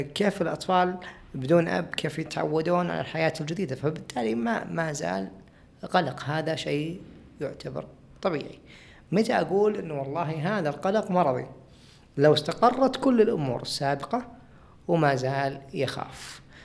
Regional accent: Saudi Arabia

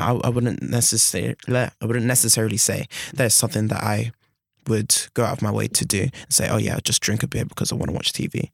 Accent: London, United Kingdom; moved away as an adult; now in Bath, United Kingdom; I'm from London. I'm a city boy

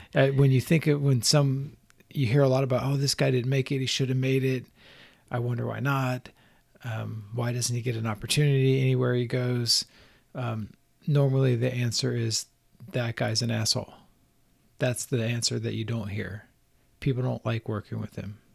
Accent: Southeast, United States; growing up in the Southeast is, like, an artsy-ish kid

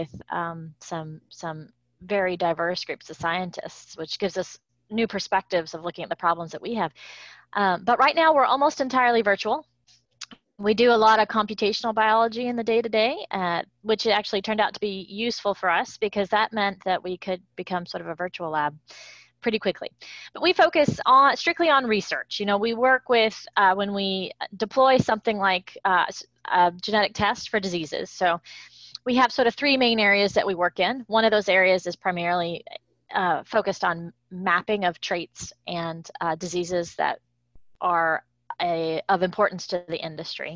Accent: Kentucky, United States; moved away as an adult; also born or lived in Ithaca, New York / Gainesville, Florida; now in Florida, United States; I am a horsewoman born and raised in Kentucky

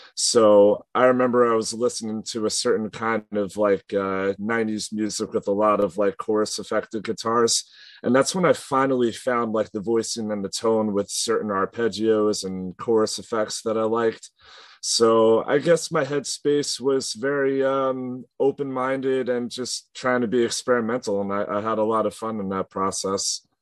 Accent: Long Island, New York, United States; we're from Long Island, east of like New York City.

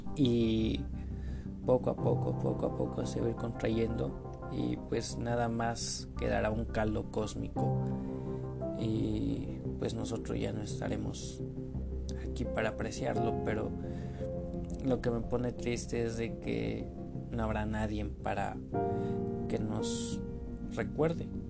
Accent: State of Mexico, Mexico; yo soy de México, bueno, soy del Estado de México

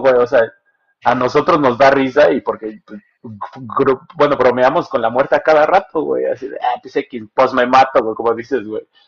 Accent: Mexico; somos los mexicanos

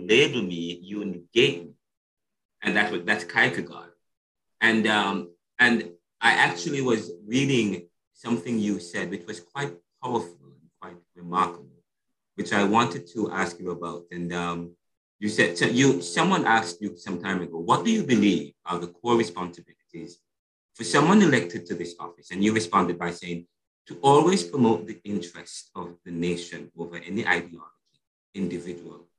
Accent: Jamaica; I'm Jamaican. I'm from Jamaica.

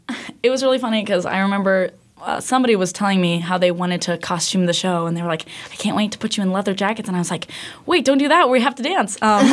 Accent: Kansas City, United States; I am also from Kansas City area.

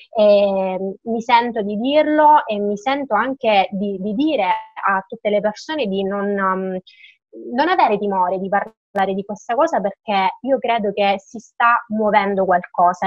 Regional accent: Lentini, Sicily, Italy; sono di Lentini

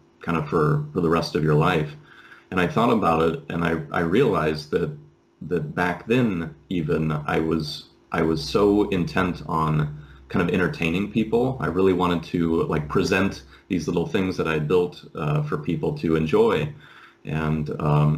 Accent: Seattle, Washington, United States; moved away as an adult; also born or lived in San Clemente, California; now in Finland; I'm from Seattle originally

